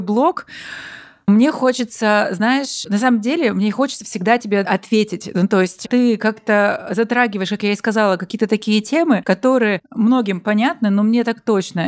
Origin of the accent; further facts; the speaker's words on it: Russian Far East, Russia; moved away; я тоже с Дальнего Востока